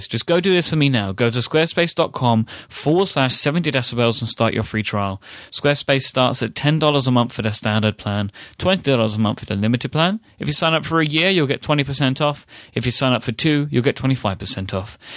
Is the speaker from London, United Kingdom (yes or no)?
yes; London, United Kingdom; accent: posh; I grew up in um, East London, mm-hmm. my whole life and was always considered to have less of a Cockney accent than my peers.